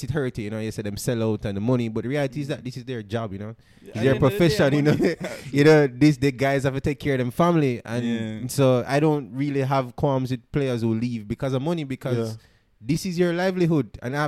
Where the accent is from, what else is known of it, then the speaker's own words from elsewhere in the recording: London, United Kingdom; I come from London